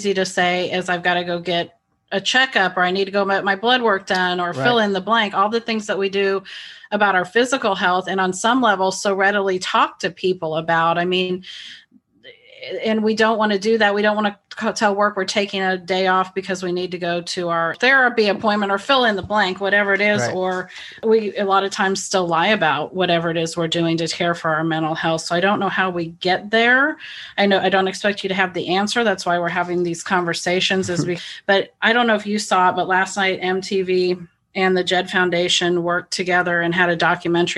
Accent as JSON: {"language": "English", "region": "Midwest", "country": "United States", "tie": "born or raised there", "said": "I was raised in the Midwest as well"}